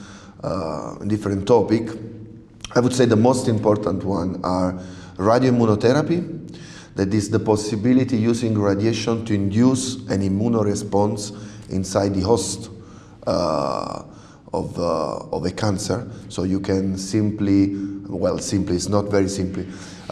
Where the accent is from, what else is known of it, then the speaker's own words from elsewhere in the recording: Naples, Campania, Italy; first language Italian; English is a second language; moved away as an adult; also born or lived in Germany / Japan; I'm from Napoli, Naples in the south of Italy